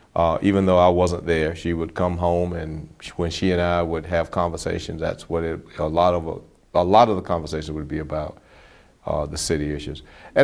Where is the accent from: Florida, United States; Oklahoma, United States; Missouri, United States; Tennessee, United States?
Florida, United States; Bartow; I'm from Bartow, Florida.